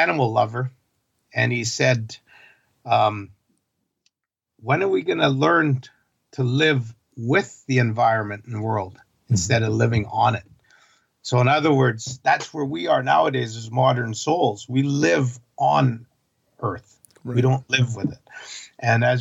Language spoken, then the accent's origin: English; Vancouver Island, British Columbia, Canada; also born or lived in Kent, Washington; I am from Vancouver Island, but I'm at my southern home in the south of Seattle, Kent, Washington, with my common-law wife